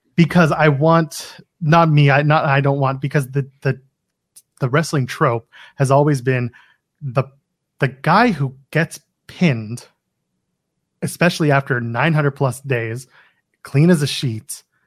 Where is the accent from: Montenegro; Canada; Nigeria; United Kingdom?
Canada; I'm a Canadian